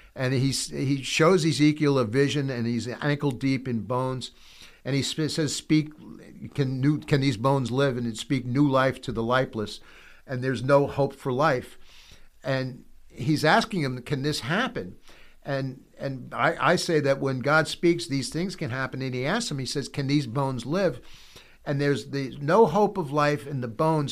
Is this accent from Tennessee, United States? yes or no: no; New York City, New York, United States; as a New Yorker